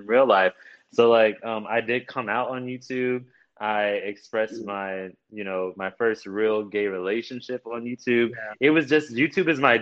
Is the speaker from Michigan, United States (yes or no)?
no; Baton Rouge, Louisiana, United States; I am actually from Baton Rouge